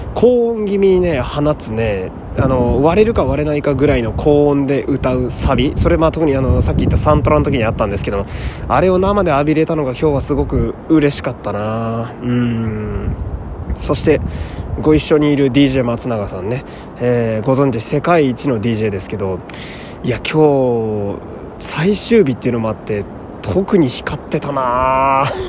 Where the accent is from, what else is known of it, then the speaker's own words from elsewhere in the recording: Fukui, Japan; moved away; 私は地元が福井という土田舎でして